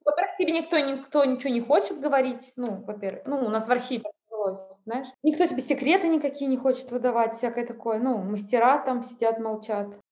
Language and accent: Russian; Saint Petersburg, Russia; я из Санкт-Петербурга